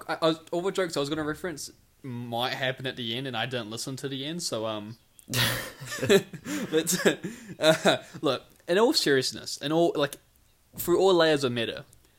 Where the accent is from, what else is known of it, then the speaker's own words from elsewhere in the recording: New Plymouth, Taranaki, New Zealand; No, but I was saying because New Zealand, New Plymouth both start with New, so I was like, oh, I'm from New.